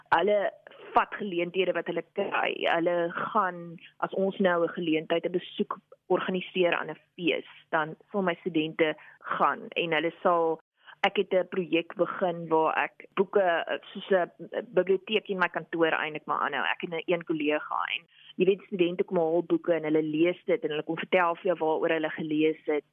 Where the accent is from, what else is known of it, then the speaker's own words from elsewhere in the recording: Upington, Northern Cape, South Africa; moved away; ek het groot geword in Appington in die Noord-Kaap